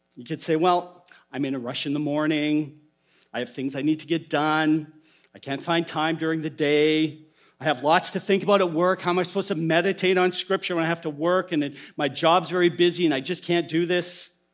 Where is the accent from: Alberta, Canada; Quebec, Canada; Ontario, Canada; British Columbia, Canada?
Alberta, Canada; as a young boy in the church I grew up in in Alberta